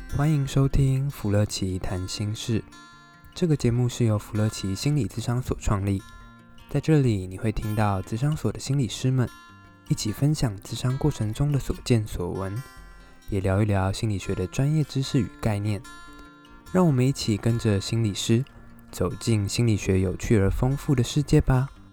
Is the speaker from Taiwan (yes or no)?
yes; Taiwan; 我也是台湾人